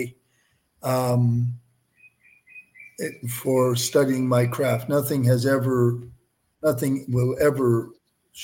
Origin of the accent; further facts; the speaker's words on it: Windsor, Ontario, Canada; I'm a Canadian, born and raised in Windsor, Ontario.